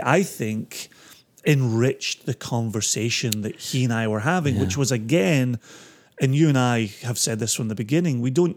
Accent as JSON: {"language": "English", "region": "Scotland", "country": "United Kingdom", "tie": "born or raised there", "said": "growing up in Scotland meant three channels until the 80s, then a fourth, and then somewhere in the 90s there was a fifth"}